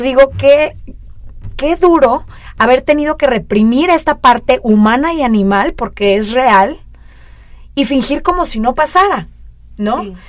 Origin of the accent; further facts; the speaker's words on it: Mexico; como mexicana